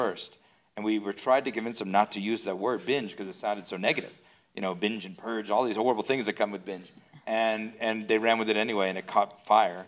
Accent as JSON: {"language": "English", "town": "Phoenix", "region": "Arizona", "country": "United States", "tie": "born or raised there", "said": "I grew up in Phoenix, Arizona, in a small, just a very small movie market."}